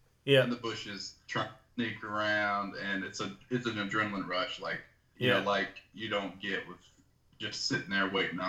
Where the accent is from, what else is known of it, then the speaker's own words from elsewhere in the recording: Canada; most of us red-blooded Canadians